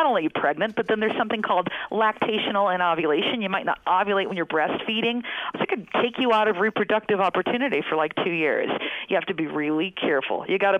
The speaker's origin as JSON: {"language": "English", "country": "United States", "said": "I'm from the States"}